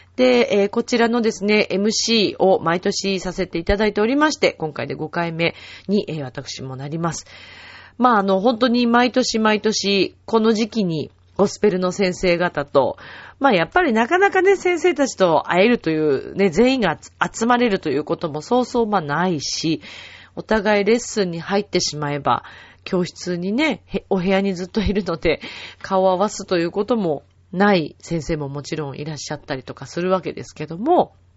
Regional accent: Shizuoka, Japan; moved away; also born or lived in Mishima, Shizuoka; 自分が静岡出身

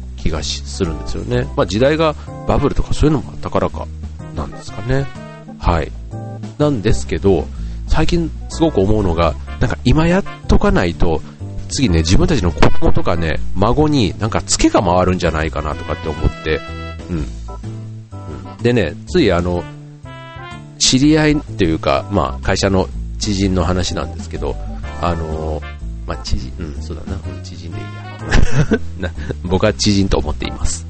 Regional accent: Kansai, Japan; moved away as an adult; also born or lived in Osaka; now in Tokyo, Japan; 自分関西出身なんで

